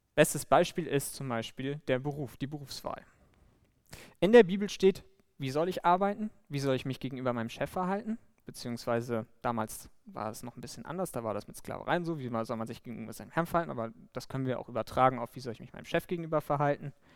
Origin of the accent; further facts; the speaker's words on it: Bremen, Germany; moved away; ich komme ursprünglich aus Bremen